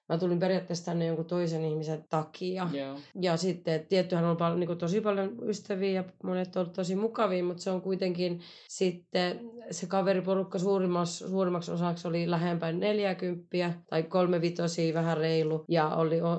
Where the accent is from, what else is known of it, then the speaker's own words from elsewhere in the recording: Turku, Southwest Finland, Finland; moved away as an adult; now in Bristol, United Kingdom; Mä oon turkulainen, 34 kai.